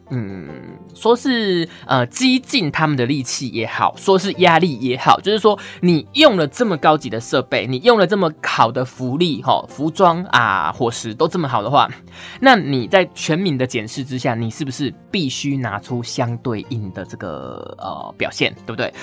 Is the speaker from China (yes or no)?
no; Pingtung County, Taiwan; 以前小时候，在屏东的时候，我妈还会去那个买